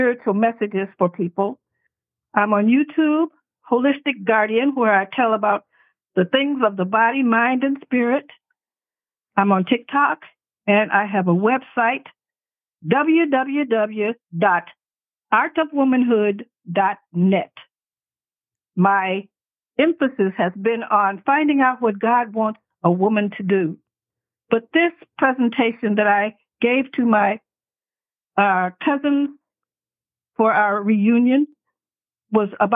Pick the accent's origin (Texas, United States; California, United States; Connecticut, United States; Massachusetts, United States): Texas, United States; San Antonio; I was born in San Antonio, Texas.